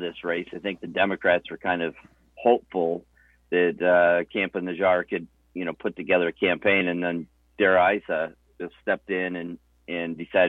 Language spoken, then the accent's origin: English; Illinois, United States; So born in Illinois, born and raised in Illinois